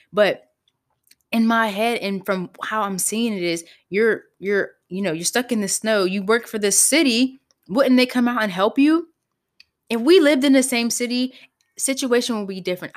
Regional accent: Pittsburgh, Pennsylvania, United States; I grew up in Pittsburgh, P

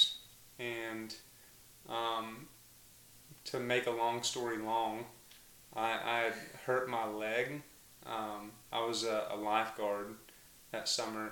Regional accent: Mountain View, Arkansas, United States; I grew up in Mountain View, Arkansas.

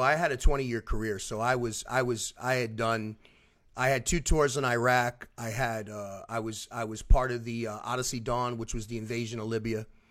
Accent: Philadelphia, Pennsylvania, United States; now in Orlando, United States; I'm originally from South Philadelphia

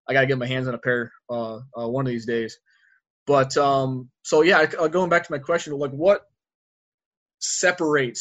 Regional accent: Northern New York State, United States; now in Arizona, United States; I was born and raised, I'm from New York originally

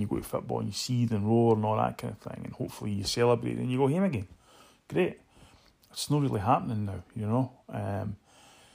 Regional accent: Edinburgh, Scotland, United Kingdom; moved away as an adult; also born or lived in New York; I grew up in Muirhouse in Edinburgh

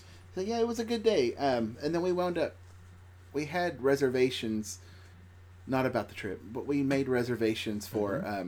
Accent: Tennessee, United States; we're from Tennessee

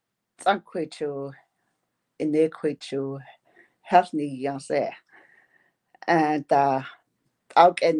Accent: northern Manitoba, Canada; first language Dene; English is a second language; I'm from way up north, you know, in Canada, Manitoba.

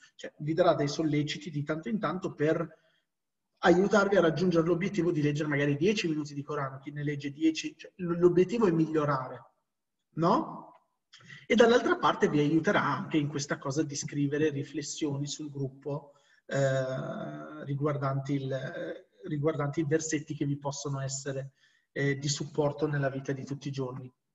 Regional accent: Morocco; essendo marocchino

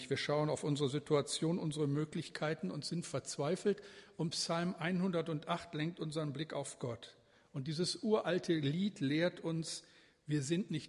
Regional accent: Bremen, Germany; einen, den wir gut kennen müssen als Bremer, den Kirchenlieder, Dichter schlechthin, auf den wir so richtig stolz sein können

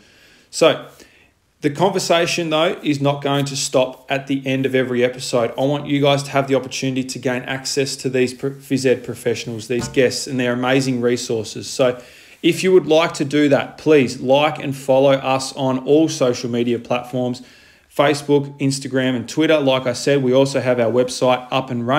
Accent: Launceston, Tasmania, Australia; moved away as an adult; now in Victoria, Australia; I am originally from Launceston, Tasmania

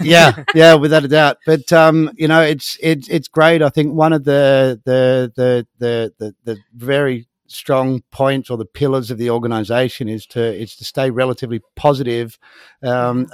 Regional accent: Sydney, New South Wales, Australia; moved away as an adult; also born or lived in North Queensland / Thursday Island; now in Spain; I was born in Sydney, Australia, and I um, I spent a lot of time up in North Queensland

